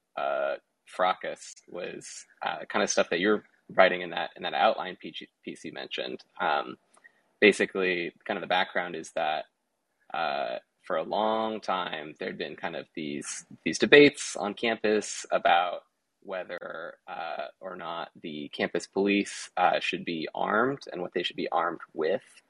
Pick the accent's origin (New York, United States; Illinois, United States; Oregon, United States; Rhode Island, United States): Oregon, United States; Portland; I grew up in Portland, and so going to riots is kind of what you do as a teenager in Portland growing up